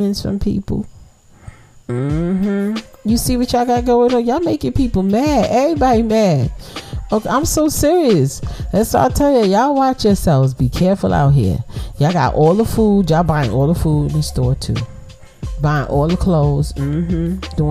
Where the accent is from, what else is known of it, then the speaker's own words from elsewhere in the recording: New York City, New York, United States; I'm from Brooklyn. I'm from the projects